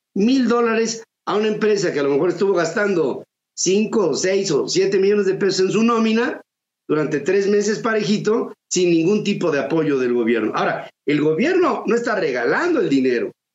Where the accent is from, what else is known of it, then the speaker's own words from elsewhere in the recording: Mexico; como mexicano